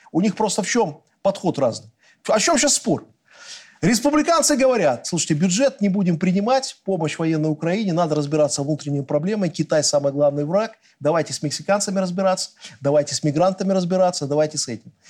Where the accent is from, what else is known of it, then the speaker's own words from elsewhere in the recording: Belarus; Мы никогда белорусы зла не желали. От себя, как белорусский политик, я скажу одно.